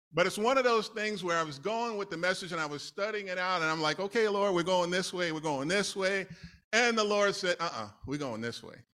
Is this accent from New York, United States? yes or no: yes; New York City, New York, United States; I grew up in New York, N Y C